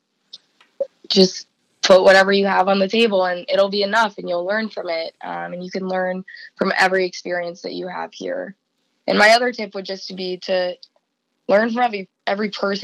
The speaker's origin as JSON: {"language": "English", "town": "Columbus", "region": "Ohio", "country": "United States", "tie": "born or raised there", "also_born_or_lived": "Cincinnati", "said": "my hometown of Columbus"}